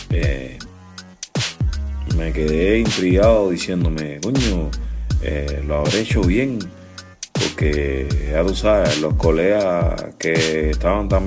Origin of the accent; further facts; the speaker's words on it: Cuba; born there; ¿por qué siempre tiene que ser en La Habana todo si yo no nací en La Habana?